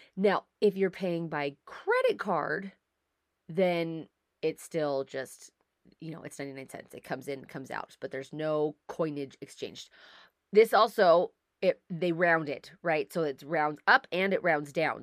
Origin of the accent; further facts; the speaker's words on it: United States; moved away as an adult; now in Canada; I'm an American. I live in Canada. I married a Canadian.